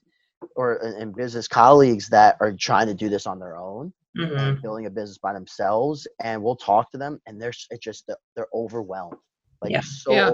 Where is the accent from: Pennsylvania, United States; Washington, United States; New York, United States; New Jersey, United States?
New York, United States; Mamaroneck; I grew up in Mamaroneck, New York, small town